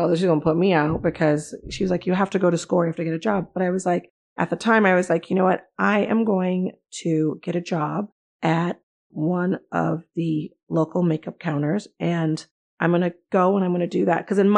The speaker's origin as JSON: {"language": "English", "town": "Los Angeles", "region": "California", "country": "United States", "tie": "born or raised there", "said": "I am a Los Angeles native. I grew up in South Central LA, what is now called South LA."}